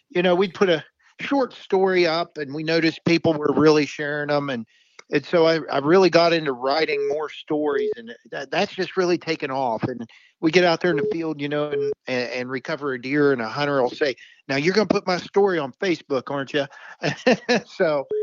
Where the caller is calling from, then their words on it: Fairmont, West Virginia, United States; Uh, I'm in Fairmont